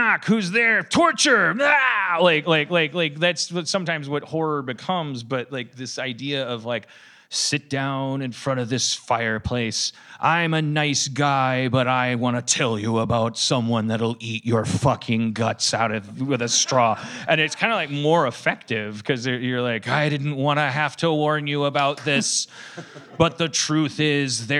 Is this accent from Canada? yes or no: no; Wisconsin, United States; I'm from Wisconsin